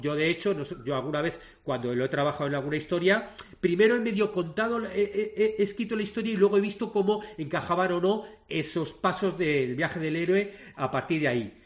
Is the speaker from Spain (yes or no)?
yes; Madrid, Community of Madrid, Spain; moved away as an adult; now in Montevideo, Uruguay; yo soy madrileño, soy español, pero, pero desde hace 10 años vivo en Montevideo